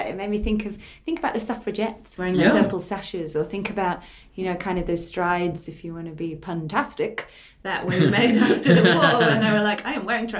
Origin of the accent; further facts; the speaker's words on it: England, United Kingdom; I'm English